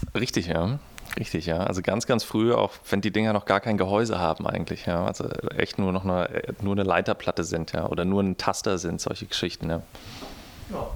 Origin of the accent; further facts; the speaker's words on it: Frankfurt, Hesse, Germany; now in Berlin, Germany; als Frankfurter Junge oder aus dem Vorort von Frankfurter Junge, der nach Berlin kommt